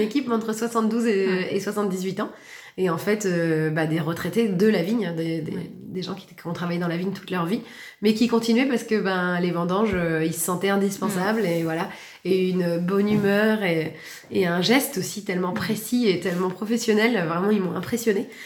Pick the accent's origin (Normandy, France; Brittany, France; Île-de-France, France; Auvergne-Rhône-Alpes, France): Normandy, France; Valognes; moved away as an adult; also born or lived in Paris / London; je suis originaire du Cotentin, née à Valognes, partie pendant plus de 10 ans à l'étranger comme sommelière dans les restaurants et puis je suis revenue